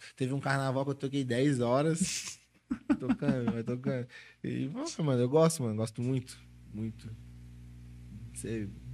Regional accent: Florianópolis, Santa Catarina, Brazil; lá da minha região de Floripa

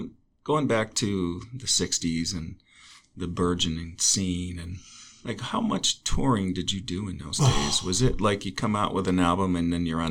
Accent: Chautauqua County, New York, United States; now in Ojai, United States; Well, I grew up in Chautauqua County where 220 inches of snow on average, some years over 300.

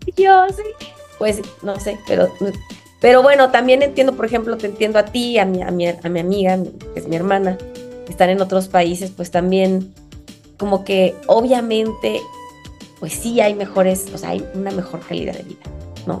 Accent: Mexico; accent: muy mexicano; mi acento, muy mexicano

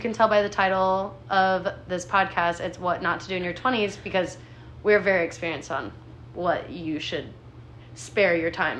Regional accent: Monticello, United States; I'm 24 from Monticello. We're both 24 and from Monticello.

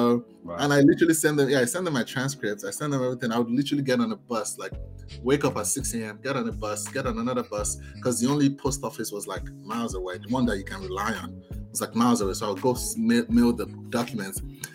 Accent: Lagos, Nigeria; Yes, I grew up in Lagos.

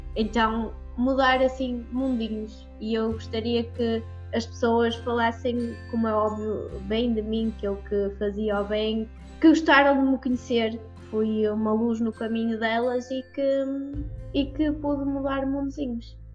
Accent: Prozelo, Portugal; eu faço reiki presencial de momento aqui na minha terrinha, em Prozelo

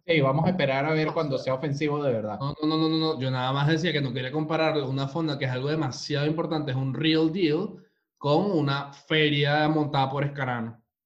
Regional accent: Venezuela; now in Chile; somos tres venezolanos

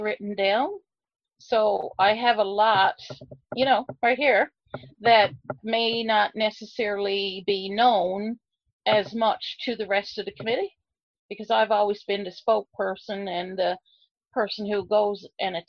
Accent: Heart's Content, Newfoundland and Labrador, Canada; the lighthouse is where I grew up in Heart's Content.

